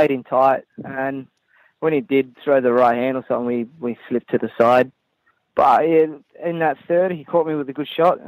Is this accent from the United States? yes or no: no; Bunbury, Western Australia, Australia; I'm from Bunbury, so it's a little town, two hours down south from Perth